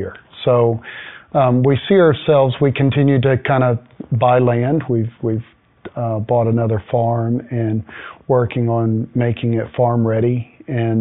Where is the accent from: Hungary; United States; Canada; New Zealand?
United States; Texas; moved away as an adult; also born or lived in Houston, Texas; now in Woodland, United States; I grew up in Texas